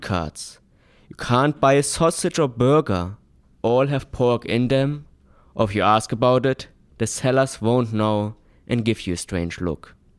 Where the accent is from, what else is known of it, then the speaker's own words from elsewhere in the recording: Germany; Growing up in Germany